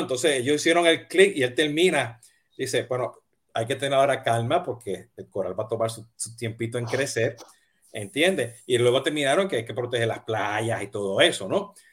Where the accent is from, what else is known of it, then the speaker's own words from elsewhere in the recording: Puerto Rico; soy boricua